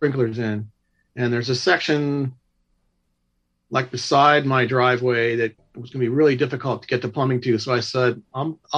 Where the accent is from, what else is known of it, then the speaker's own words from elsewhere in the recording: Covina, California, United States; also born or lived in Glendora, California; now in Chino, United States; I was born and raised right here in Covina, Glendora area in California